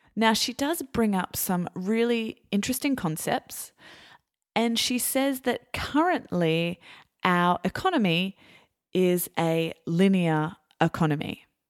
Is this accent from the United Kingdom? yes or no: no; Australia; I'm Australian